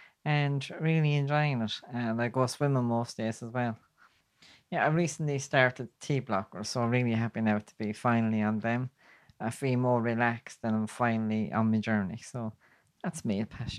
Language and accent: English; Kilkenny, Leinster, Ireland; I'm from Kilkenny. And like most places in rural Ireland, there's nothing around for me.